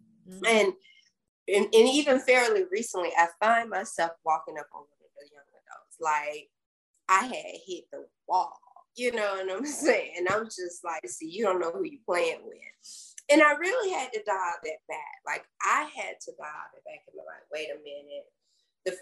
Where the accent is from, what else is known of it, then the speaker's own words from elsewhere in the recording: the South, United States; accent: Southern; I was born in the South, so of course, if you can't tell that by my accent